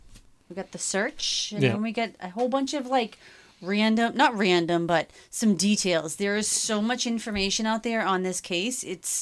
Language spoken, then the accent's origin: English; Boston, Massachusetts, United States; We're from Boston. It's creek.